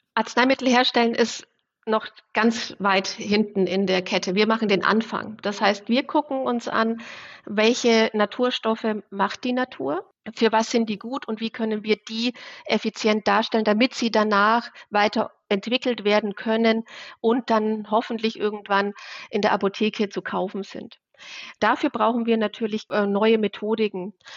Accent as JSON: {"language": "German", "region": "Bavaria", "country": "Germany", "tie": "born or raised there", "said": "Also ich komme aus Bayern, aus so einem kleinen 500 Zehlendorf dort"}